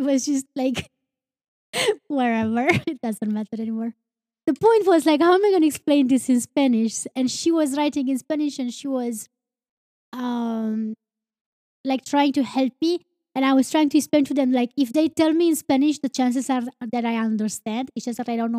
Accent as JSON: {"language": "English", "country": "Romania", "said": "I'm not from United States. And he's like, where are you from? And I'm like, Romania"}